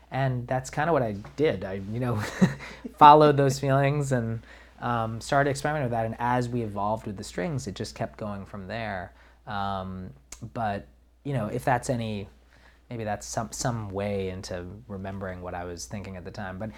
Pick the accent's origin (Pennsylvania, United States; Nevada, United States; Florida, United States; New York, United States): New York, United States; I'm from New York